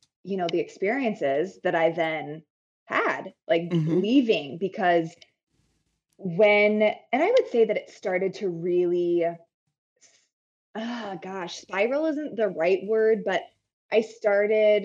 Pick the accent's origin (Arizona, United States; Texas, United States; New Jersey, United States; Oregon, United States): Arizona, United States; a tiny town in northern; also born or lived in Phoenix, Arizona; I grew up in Arizona and I grew up in a really tiny town in northern Arizona.